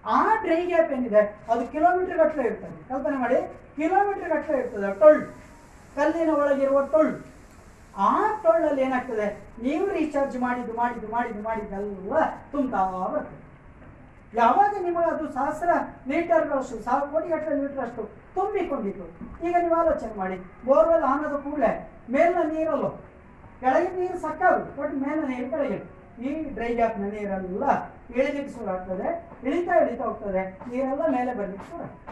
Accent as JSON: {"language": "Kannada", "area": "Dakshina Kannada", "region": "Karnataka", "country": "India", "said": "ದಕ್ಷಿಣ ಕನ್ನಡದಲ್ಲಿ ನಾವೆಲ್ಲ"}